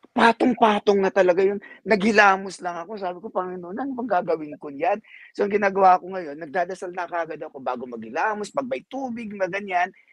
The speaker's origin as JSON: {"language": "Tagalog", "country": "Philippines", "moved": "yes", "lives_now": "United States", "said": "kasi Filipino ako"}